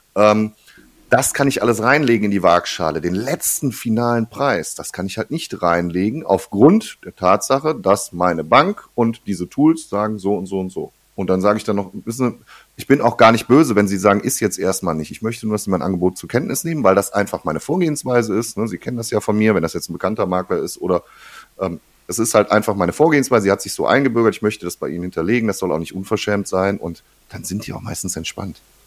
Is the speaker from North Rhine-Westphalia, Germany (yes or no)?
yes; Ruhr area, North Rhine-Westphalia, Germany; bei uns im Ruhrgebiet hier